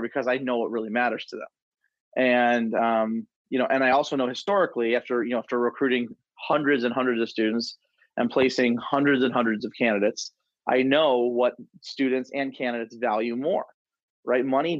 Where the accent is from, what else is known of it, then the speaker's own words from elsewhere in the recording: Detroit, Michigan, United States; also born or lived in Denver, Colorado / Grand Rapids, Michigan; moved from Denver back to Michigan, where I'm from the Detroit area, but I wanted to live in Grand Rapids.